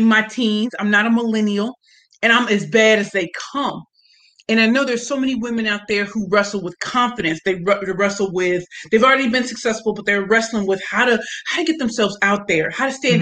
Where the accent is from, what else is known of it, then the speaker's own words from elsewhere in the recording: St. Louis, Missouri, United States; moved away as an adult; now in Brooklyn, United States; I'm from St. Louis, Missouri